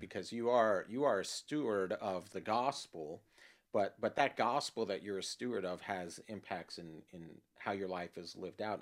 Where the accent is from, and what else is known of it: Los Angeles, California, United States; born or raised there